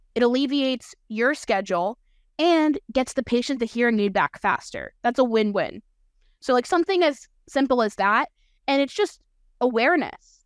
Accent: Allentown, Pennsylvania, United States; also born or lived in Florida; my hometown V A in Allentown

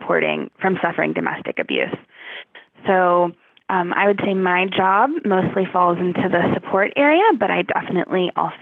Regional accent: Savannah, Georgia, United States; moved away as an adult; also born or lived in South Carolina / Hong Kong; So I grew up in Savannah, Georgia, and went to college at the University of South Carolina

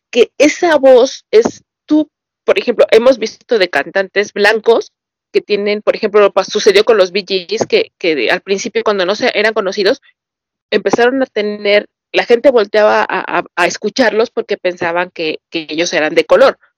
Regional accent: Mexico; Soy mexicano.

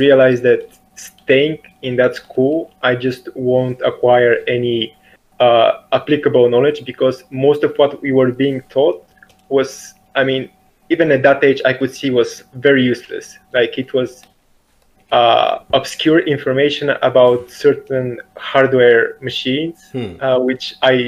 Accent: Bulgaria; I'm from Bulgaria

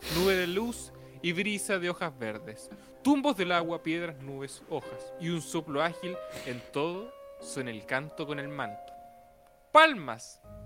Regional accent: Antofagasta, Chile; yo nací en Antofagasta. Y ahí se crió un Géminis.

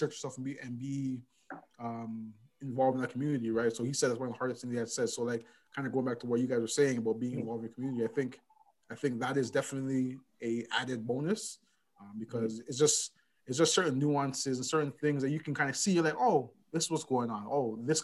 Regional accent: Toronto, Ontario, Canada; moved away as an adult; now in Calgary, Canada; growing up in Toronto, like, you kind of learn to kind of walk around a certain way. You know what I mean? Like I grew up in Galloway

